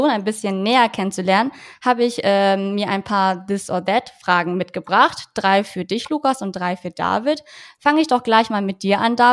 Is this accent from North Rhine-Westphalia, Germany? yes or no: yes; North Rhine-Westphalia, Germany; Ich komme ja ursprünglich auch aus Ostwestfalen. Das ist ja gar nicht so weit weg von euch.